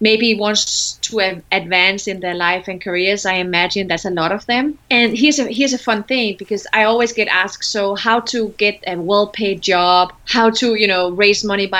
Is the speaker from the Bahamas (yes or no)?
no; Denmark; I was one of the very few female managers in my country. I'm from Denmark. I was the only brown Moroccan African ever